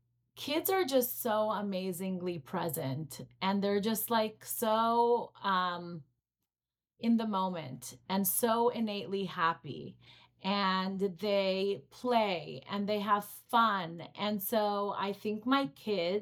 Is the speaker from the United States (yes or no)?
no; Israel; moved away; I grew up in Israel